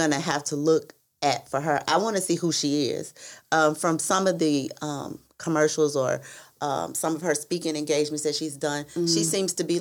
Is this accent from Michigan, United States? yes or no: no; Memphis, Tennessee, United States; I'm country because I'm from Memphis, Tennessee